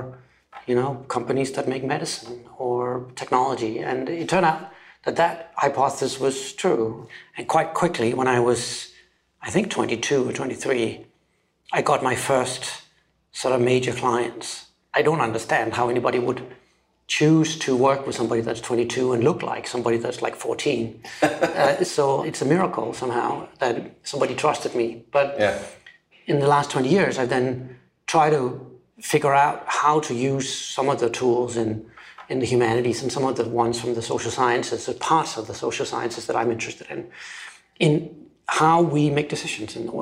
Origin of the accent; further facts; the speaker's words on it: Denmark; moved away as an adult; also born or lived in Copenhagen, Denmark / London, United Kingdom; I am from Denmark originally, and I grew up on a small island south of Sweden, which has used to have 50,000, now it's got like 30,000 people living there.